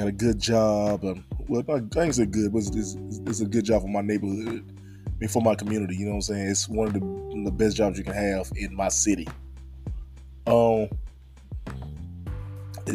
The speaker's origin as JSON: {"language": "English", "town": "Henderson", "region": "North Carolina", "country": "United States", "tie": "born or raised there", "said": "I'm born and raised in a small town of Henderson, North Carolina"}